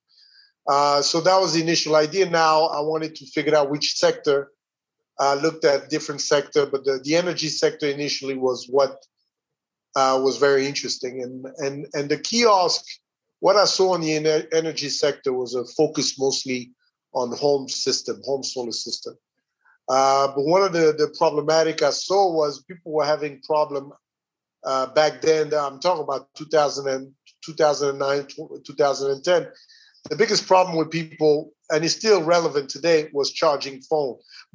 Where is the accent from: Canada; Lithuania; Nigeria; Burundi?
Burundi; moved away as an adult; also born or lived in Atlanta, United States / Rwanda; I grew up in Burundi